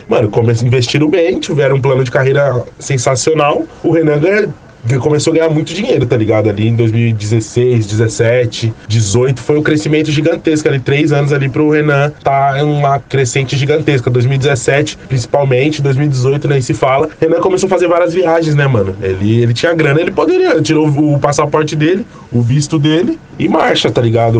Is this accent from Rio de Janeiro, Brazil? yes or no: no; São Paulo, Brazil; sou do Jardim Rosana, ali próximo ao Capão Redondo